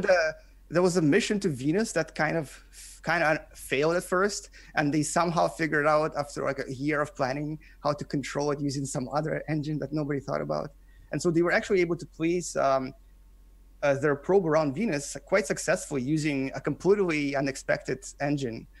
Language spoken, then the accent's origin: English; Canada; English is a second language; moved away as an adult; now in South Korea; I am a Canadian, I live in, in South Korea. I've been here since two thousand seven